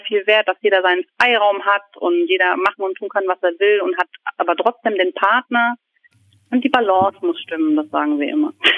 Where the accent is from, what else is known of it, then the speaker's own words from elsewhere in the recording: Aschaffenburg, Bavaria, Germany; moved away as an adult; also born or lived in Viersen; now in Lower Rhine, Germany; Also ich stamme aus Aschaffenburg und bin 2000 zwölf nach Viersen zu meinem Mann gezogen